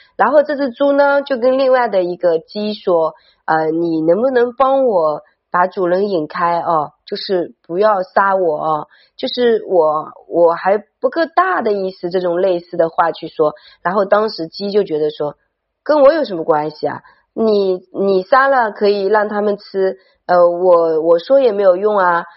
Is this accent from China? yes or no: yes; China; 你可以很大地去感受到我们身为中国人